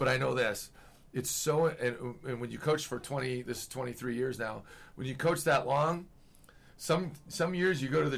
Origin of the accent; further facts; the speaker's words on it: northern Minnesota, United States; moved away as an adult; also born or lived in North Dakota / South Dakota / Vermillion, South Dakota; now in Logan, United States; I grew up 20 miles from Canada and northern Minnesota